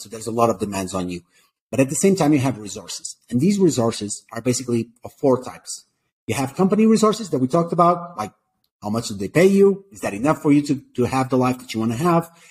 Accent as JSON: {"language": "English", "country": "Portugal", "moved": "as an adult", "lives_now": "Colombia", "said": "I'm from Portugal originally."}